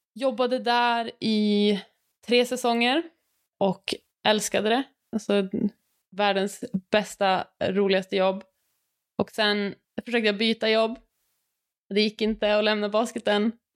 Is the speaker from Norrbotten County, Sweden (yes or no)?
yes; Luleå, Norrbotten County, Sweden; Jag är också från Luleå, har vuxit upp med Ellen